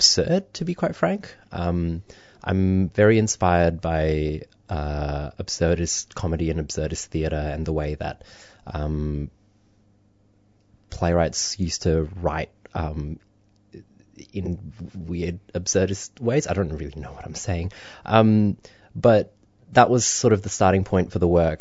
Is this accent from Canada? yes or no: no; Indonesia; moved away; I grew up in Indonesia